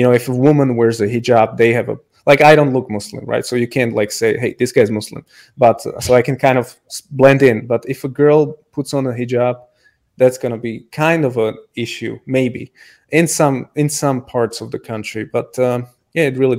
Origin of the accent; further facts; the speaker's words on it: Slovakia; now in Prague, Czech Republic; I don't live in Slovakia, but I am from Slovakia and I do plan to move there. But I live in Prague